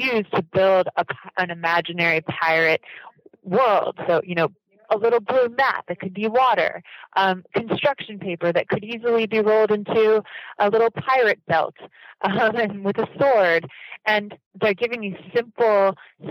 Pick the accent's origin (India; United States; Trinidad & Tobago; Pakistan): United States; coming into Japanese education as an American